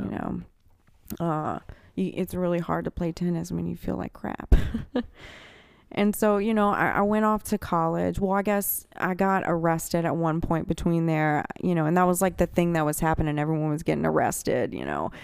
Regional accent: Birmingham, Alabama, United States; also born or lived in Metairie, Louisiana; I was born in Metairie, and I grew up in Birmingham, Alabama

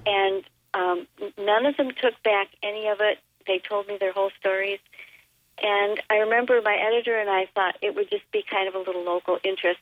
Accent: Elkhorn, Wisconsin, United States; My hometown of Elkhorn, which is in the center of Walworth County, southeastern Wisconsin

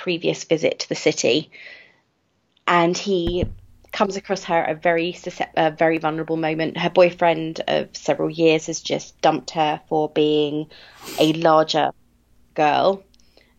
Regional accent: United Kingdom; I am British, so we pronounce everything differently

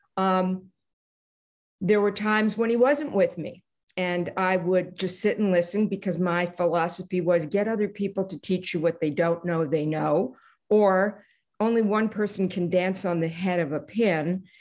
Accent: Canada; I'm Canadian

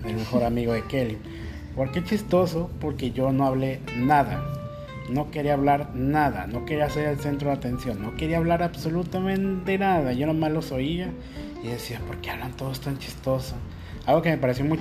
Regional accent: Guadalajara, Jalisco, Mexico; moved away as an adult; now in Huaquillas, Ecuador; Yo, de Guadalajara

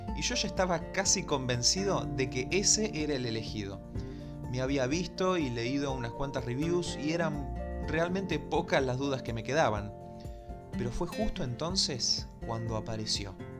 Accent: Buenos Aires, Argentina; como buen porteño que soy, me recuerda al obelisco de la ciudad de Buenos Aires

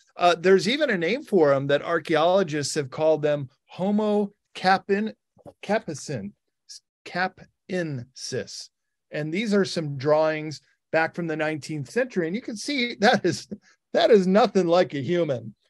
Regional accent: Northwestern Illinois, United States; I grew up in Northwestern Illinois

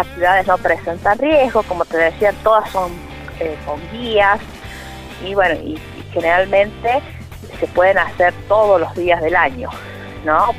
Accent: La Carolina, San Luis, Argentina; mi pueblo

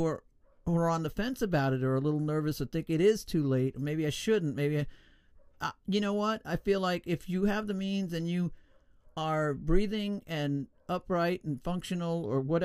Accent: New York, United States; I was born in New York, born and raised

